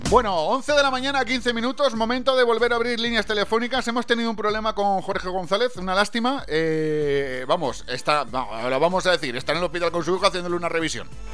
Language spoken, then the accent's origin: Spanish; Valencian Community, Spain; yo, como soy de Valencia, pero de un pueblecito al lado, que no lo hablamos muy bien